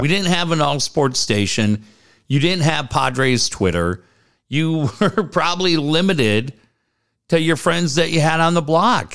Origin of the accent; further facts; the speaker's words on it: Cardiff-by-the-Sea, California, United States; I grew up in Cardiff